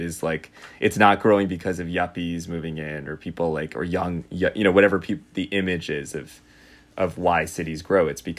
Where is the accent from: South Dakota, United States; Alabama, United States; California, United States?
California, United States; Los Angeles; moved away; I'm actually from Los Angeles.